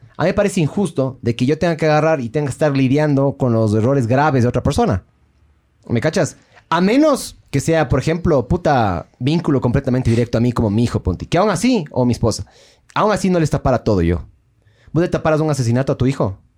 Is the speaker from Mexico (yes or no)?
no; Ecuador; de ecuatoriano